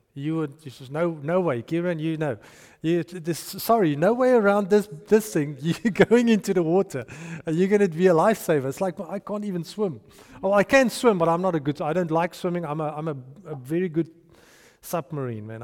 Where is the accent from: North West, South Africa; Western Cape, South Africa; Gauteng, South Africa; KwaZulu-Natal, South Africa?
North West, South Africa; Potchefstroom; moved away; I grew up in Potchefstroom